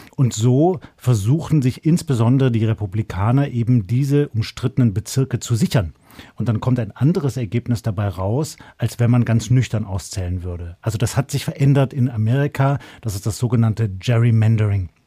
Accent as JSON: {"language": "German", "country": "Germany", "said": "bei uns in Deutschland"}